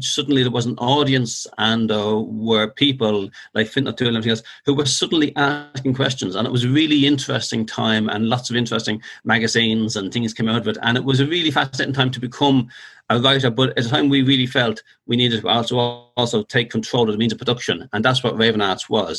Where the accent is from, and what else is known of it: Dublin, Leinster, Ireland; born or raised there